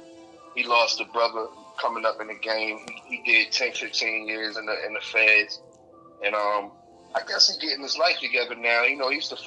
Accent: Baltimore, Maryland, United States; I'm from Baltimore City

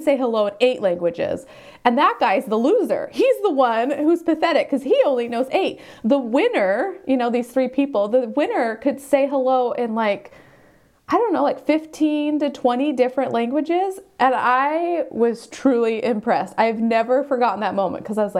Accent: United States; first language English; moved away as an adult; now in South Korea; I'm an American, and I did make an honest effort to learn to speak Spanish

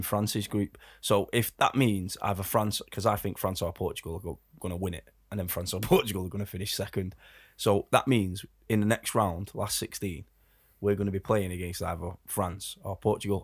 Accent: England, United Kingdom; as Brits, as, as English people

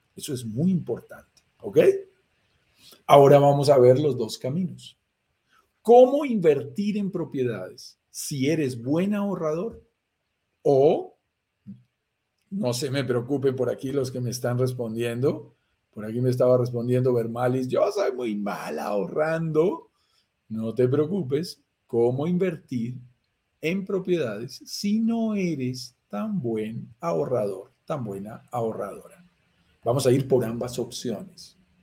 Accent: Colombia; accent: Colombian; Por mi acento lo notarás, soy colombiano, estoy en Bogotá, Colombia en este momento. Nací aquí en las montañas de los Andes

